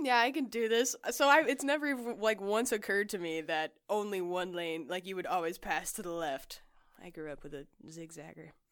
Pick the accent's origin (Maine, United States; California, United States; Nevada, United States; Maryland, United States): Nevada, United States; Las Vegas; I grew up in Las Vegas.